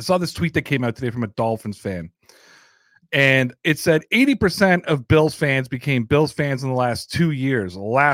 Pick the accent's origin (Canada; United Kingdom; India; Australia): Canada; Toronto, Ontario; I'm from Toronto